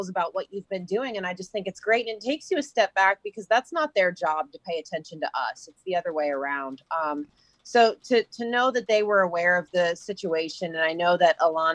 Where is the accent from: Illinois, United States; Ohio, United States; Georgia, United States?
Georgia, United States; Atlanta; I grew up in Atlanta, and baseball is a way of life there.